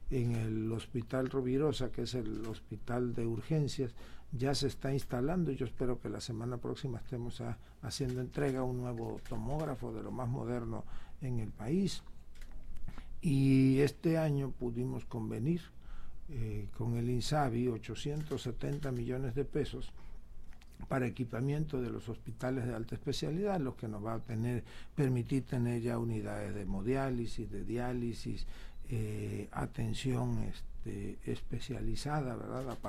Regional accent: Tabasco, Mexico; somos privilegiados los tabasqueños por haber nacido o habernos criado aquí entre tanta agua. Es un estado, y no es porque seamos tabasqueños, pero es un estado hermoso.

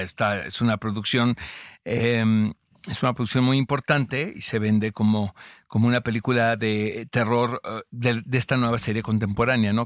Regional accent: United States; now in Mexico; Yo que vengo de Gringolandia, ya sabes que eh, estudié allá y crecí allá.

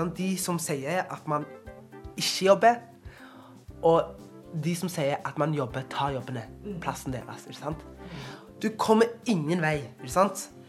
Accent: Norway; Hver gang jeg reiser ut av landet, så blir jeg stolt over at jeg kommer fra Norge.

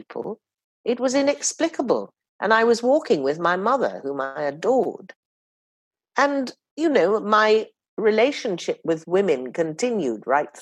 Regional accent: Oxford, South East England, United Kingdom; I was born and brought up in Oxford

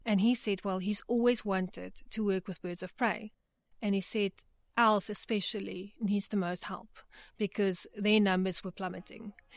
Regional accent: Johannesburg, Gauteng, South Africa; I grew up in Johannesburg

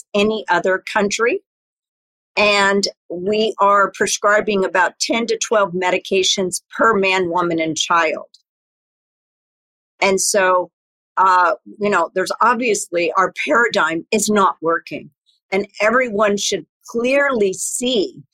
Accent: Texas, United States; I grew up in Texas, and I grew up with a mother who was very natural

